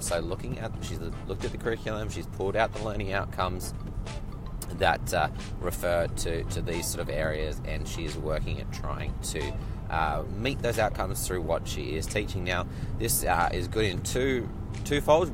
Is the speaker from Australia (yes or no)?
yes; Australia; moved away; growing up in Australia, doing my university training in Australia